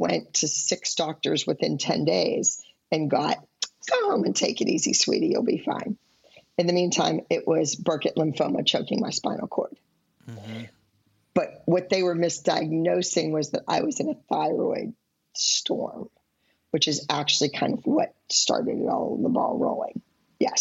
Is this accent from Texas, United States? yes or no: no; Pittsburgh, Pennsylvania, United States; growing up in Pittsburgh